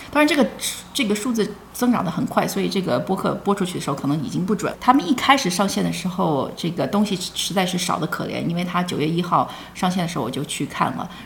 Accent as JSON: {"language": "Chinese", "area": "Silicon Valley", "region": "California", "country": "United States", "tie": "born or raised there", "also_born_or_lived": "China", "said": "我是硅谷长大的，我是国内出生的，八岁跟随嗯。父母移民到美国，然嗯。后我们 九零年就搬到硅谷了"}